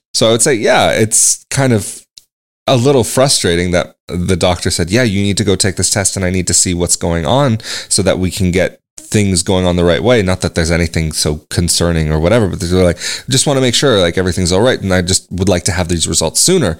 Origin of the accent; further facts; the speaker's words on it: United States; moved away as an adult; also born or lived in Italy / Braga, Portugal; now in Portugal; I'm from the U S